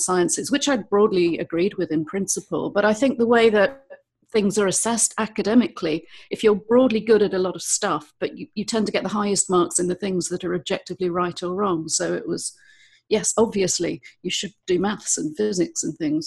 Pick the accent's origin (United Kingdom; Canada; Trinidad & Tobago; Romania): United Kingdom; London; moved away as an adult; also born or lived in eastern Spain; now in Spain; I'm from London originally